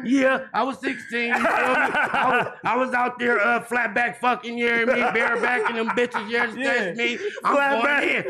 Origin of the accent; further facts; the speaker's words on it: Los Angeles, California, United States; I'm really born and raised on 51st and Figueroa